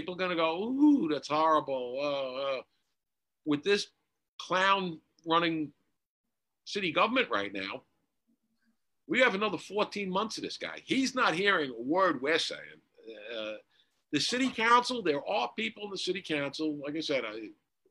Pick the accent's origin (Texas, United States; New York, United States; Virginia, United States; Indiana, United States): New York, United States; New York City; growing up in Queens